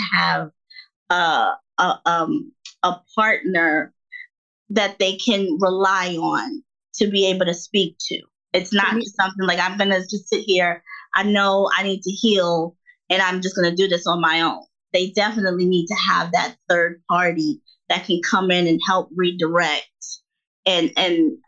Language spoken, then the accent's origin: English; the North, United States; moved away as an adult; now in the South, United States; I'm from the North, and you know, now I live in the South.